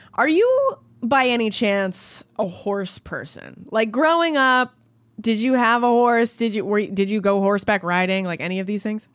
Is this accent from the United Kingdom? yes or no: no; Canada; I'm Canadian